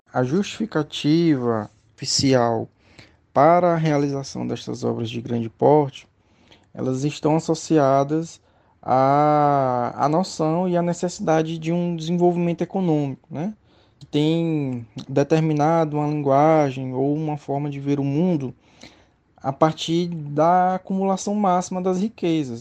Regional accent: Teresina, Piauí, Brazil; sou do Piauí, de Teresina, Piauí, onde eu me formei em Direito

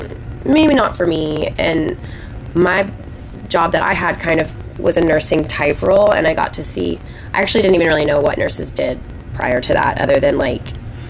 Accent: Dallas, Texas, United States; I am originally from the Dallas area. I grew up like in the suburbs, a little bit north, and I officially call Dallas my home, but I am a travel nurse, so I kind of bop around place to place.

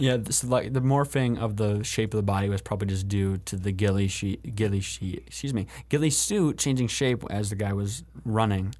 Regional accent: Allegan, Michigan, United States; Allegan, which is my hometown

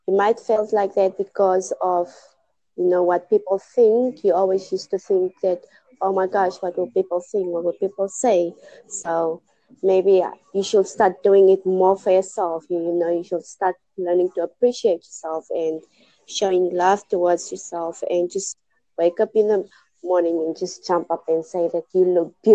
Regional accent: Namibia; I'm from Namibia.

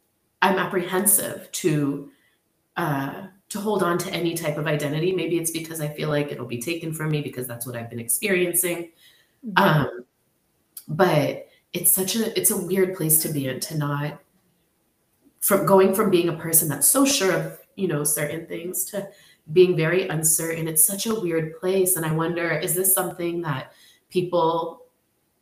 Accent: San Francisco, California, United States; moved away as an adult; also born or lived in Tigray; I was born and raised in the city. I'm so American

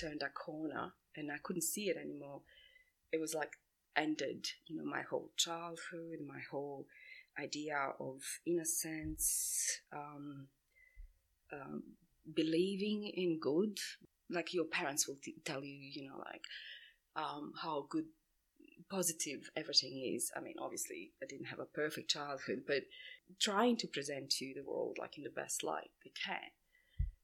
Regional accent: Sarajevo, Bosnia & Herzegovina; also born or lived in Split, Croatia; now in Sydney, Australia; I was born in Bosnia, Sarajevo, so I left Bosnia when the war started in 1992

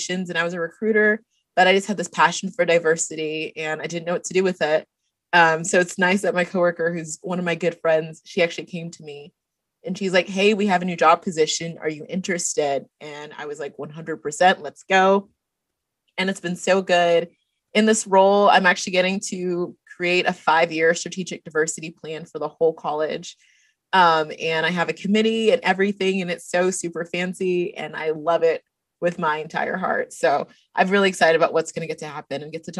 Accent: Dallas, Texas, United States; moved away as an adult; also born or lived in Ghana (parents); now in Lubbock, United States; I'm originally from the Dallas area

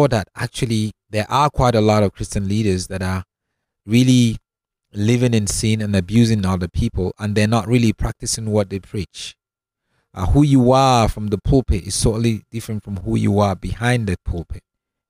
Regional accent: Northern Nigeria, Nigeria; moved away as an adult; also born or lived in Cape Town, South Africa / Europe; now in Johannesburg, South Africa; I am originally from Nigeria. You know, I was born and grew up in the northern part of Nigeria, and left Nigeria years ago to come down and study in Cape Town.

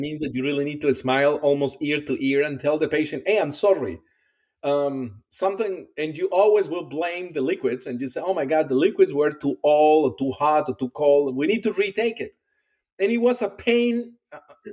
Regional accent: Colombia; English is a second language; moved away as an adult; also born or lived in Iowa City, Iowa, United States / Pennsylvania, United States; now in Kentucky, United States; I'm originally from Colombia. My first step here in the US was the University of Iowa

